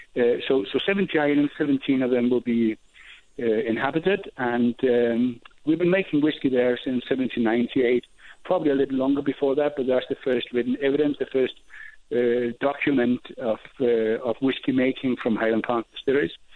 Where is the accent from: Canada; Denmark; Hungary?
Denmark; moved away as an adult; now in Scotland; I was born and bred in Denmark